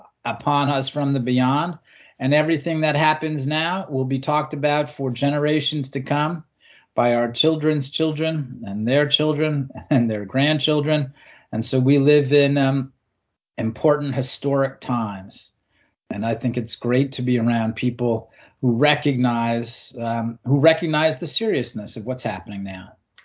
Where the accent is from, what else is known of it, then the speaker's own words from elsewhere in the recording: New York City, New York, United States; In New York City.